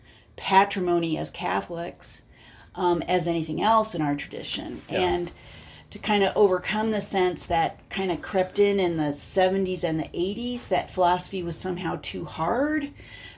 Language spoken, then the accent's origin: English; Denver, Colorado, United States; also born or lived in Notre Dame, Indiana / Washington, D.C.; I grew up in Denver